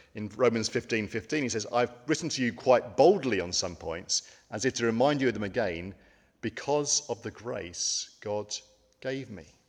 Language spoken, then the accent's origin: English; United Kingdom; as British people